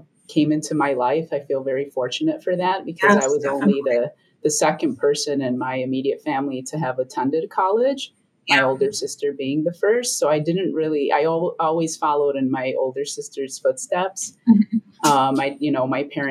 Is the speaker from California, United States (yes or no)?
no; Chicago, Illinois, United States; I was born and raised in Pilsen.